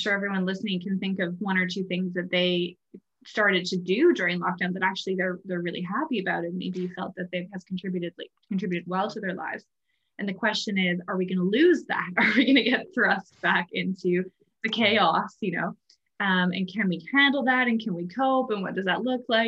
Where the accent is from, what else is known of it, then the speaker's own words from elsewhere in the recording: Canada; now in Ireland; I'm originally from Canada, so I live in Ireland